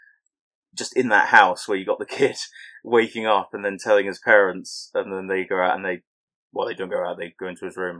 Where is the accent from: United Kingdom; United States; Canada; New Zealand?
United Kingdom; England; accent: very English